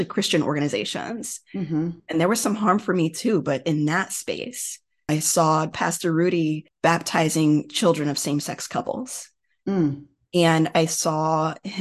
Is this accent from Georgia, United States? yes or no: no; Houston, Texas, United States; I was a student at University of Texas in Houston, which is my hometown